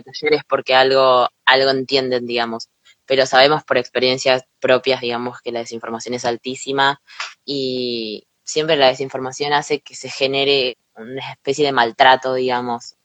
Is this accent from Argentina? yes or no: yes; Argentina